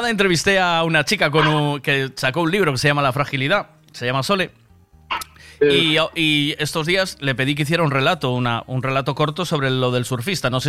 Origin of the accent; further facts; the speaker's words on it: Vigo, Galicia, Spain; Sí, yo soy de Vigo Vigo.